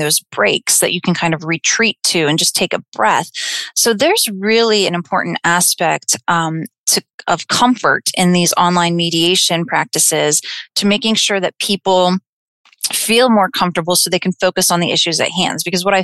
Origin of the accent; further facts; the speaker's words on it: Clarion County, Pennsylvania, United States; also born or lived in Slippery Rock, Pennsylvania; I'm originally from Clarion County